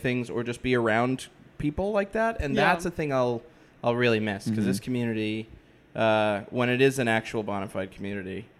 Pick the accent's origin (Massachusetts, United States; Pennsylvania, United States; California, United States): Massachusetts, United States; moved away; I hail from Massachusetts originally.